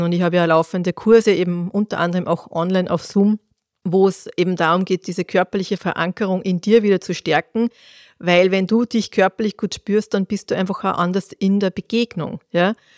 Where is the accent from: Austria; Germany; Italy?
Austria; bei uns in Österreich